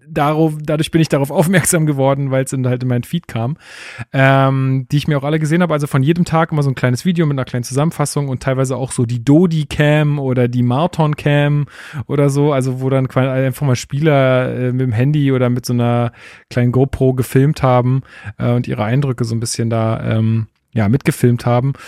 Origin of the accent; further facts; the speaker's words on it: Germany; als Deutscher